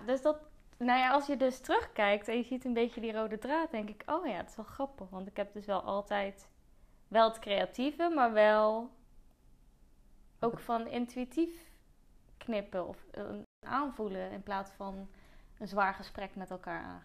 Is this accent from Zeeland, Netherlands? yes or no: yes; Zeeland, Netherlands; moved away; Want ik kwam van Zeeland